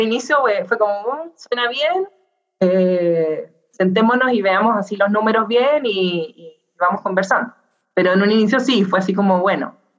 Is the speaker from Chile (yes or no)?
yes; Chile; yo soy chilena